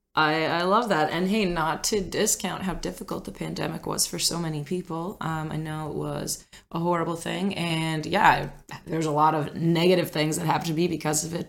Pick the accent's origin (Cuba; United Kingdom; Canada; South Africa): Canada; Cape Breton Island, Nova Scotia; moved away; also born or lived in Ontario; I was born and raised on Cape Breton Island